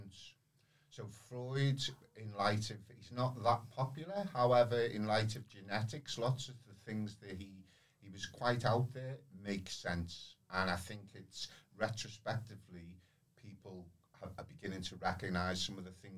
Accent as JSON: {"language": "English", "town": "Liverpool", "region": "North West England", "country": "United Kingdom", "tie": "born or raised there", "said": "I grew up through the 70s and the 80s, and then Liverpool was very, very deprived area"}